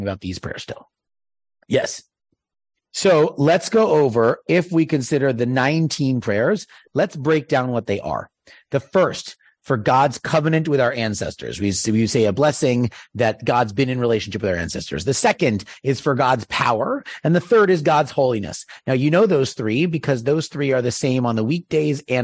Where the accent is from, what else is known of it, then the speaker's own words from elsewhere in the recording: East Coast, United States; moved away; I'm from the East Coast